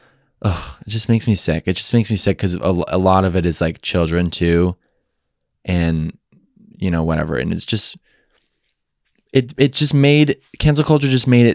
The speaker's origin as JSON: {"language": "English", "region": "Midwest", "country": "United States", "said": "Because, you know, I'm from the Midwest. I'm from a very normal scenery"}